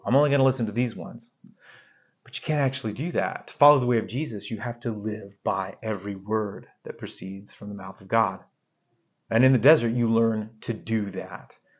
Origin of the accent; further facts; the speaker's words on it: Arizona, United States; where I grew up in Arizona